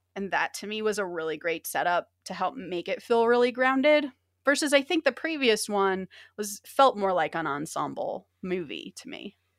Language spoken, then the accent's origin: English; Orange County, California, United States; I'm from Orange County